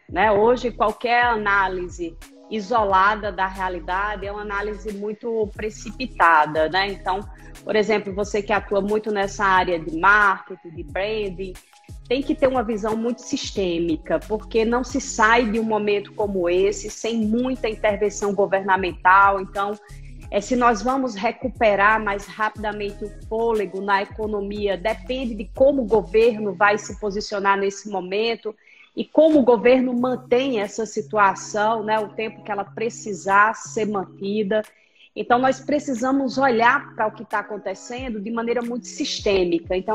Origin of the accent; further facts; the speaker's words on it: Itapajé, Ceará, Brazil; also born or lived in Rio Grande do Norte; eu devo dizer que eu sou cearense, porque pelo meu sotaque o povo pensa que eu sou intrusa, mas eu não sou forasteira. Eu sou cearense de Itapajé, mas eu morei muito tempo no Rio Grande do Norte.